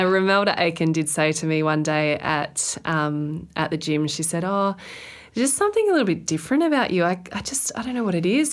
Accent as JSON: {"language": "English", "region": "Queensland", "country": "Australia", "said": "being a Queenslander"}